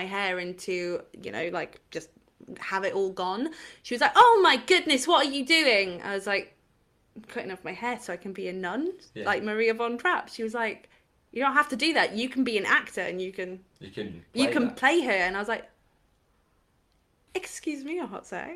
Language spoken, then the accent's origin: English; Llangollen, Wales, United Kingdom; I'm from a really, really small town in North Wales where you wouldn't expect there to be anything